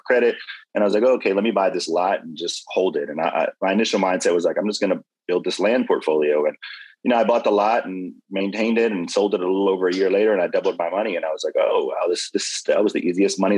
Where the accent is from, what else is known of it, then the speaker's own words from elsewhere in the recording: Louisiana, United States; now in Houston, United States; I'm originally from Louisiana. I've called Houston my home for over 20 years now